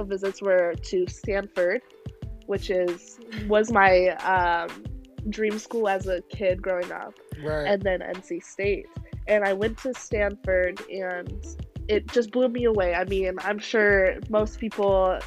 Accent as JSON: {"language": "English", "town": "Vancouver", "region": "British Columbia", "country": "Canada", "moved": "yes", "said": "I am from Vancouver, Canada, and on our TVs we would get Pac-12"}